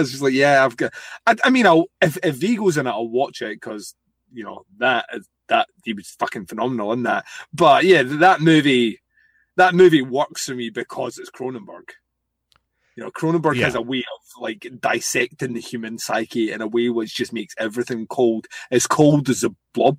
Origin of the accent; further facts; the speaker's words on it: Scotland, United Kingdom; I'm a heathen. I'm from Scotland.